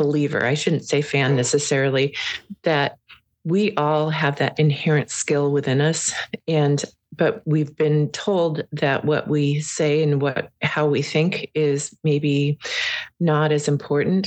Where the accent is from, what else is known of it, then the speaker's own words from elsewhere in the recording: Prince of Wales Island, Alaska, United States; I'm from Prince of Wales, so we have we have remnants of our ancestors